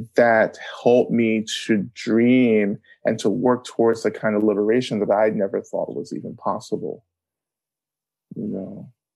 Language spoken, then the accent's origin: English; North Georgia, United States; I grew up in North Georgia on Cherokee um, and Creek land